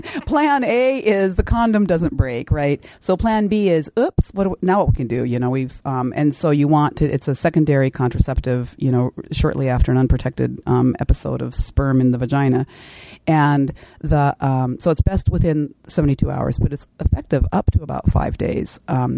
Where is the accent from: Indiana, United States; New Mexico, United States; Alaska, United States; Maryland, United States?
Alaska, United States; Kodiak; I do the family planning clinic in my hometown of Kodiak